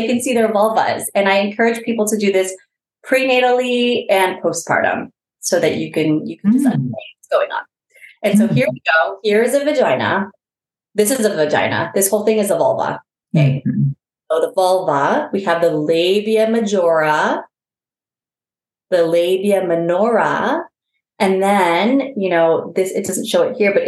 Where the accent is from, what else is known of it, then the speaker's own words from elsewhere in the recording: Bay Area, California, United States; I am from the Bay Area